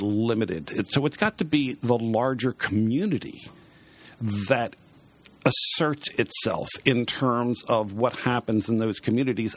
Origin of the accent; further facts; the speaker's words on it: Baltimore, Maryland, United States; I was born and raised in Baltimore